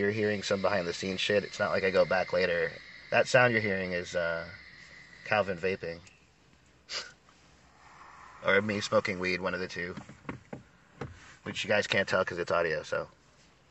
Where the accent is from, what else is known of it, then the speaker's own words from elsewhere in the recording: Florida, United States; we're from Florida